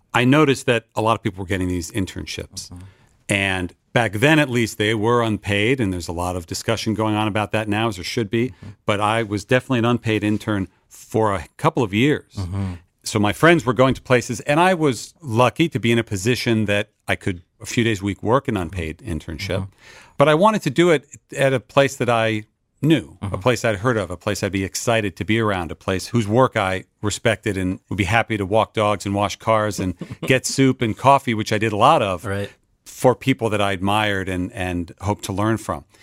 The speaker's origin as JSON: {"language": "English", "town": "Westfield", "region": "New Jersey", "country": "United States", "tie": "born or raised there", "also_born_or_lived": "Boston, Massachusetts", "moved": "as an adult", "lives_now": "Los Angeles, United States", "said": "I was raised in New Jersey northern New Jersey suburb called Westfield"}